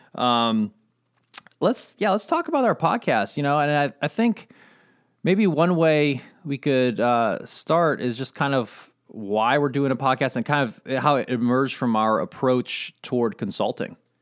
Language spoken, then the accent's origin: English; Southern Indiana, United States; also born or lived in Durango, Colorado; when I was um, almost five years old, my parents decided we were going to move to Southern Indiana and live on a farm with my uncle.